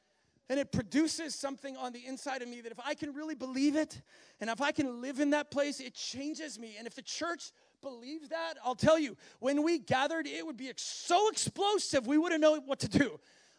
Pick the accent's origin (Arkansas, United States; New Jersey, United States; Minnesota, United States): Minnesota, United States; I know he's from Wisconsin and I'm from Minnesota, and it's like, yeah, we could have some things in common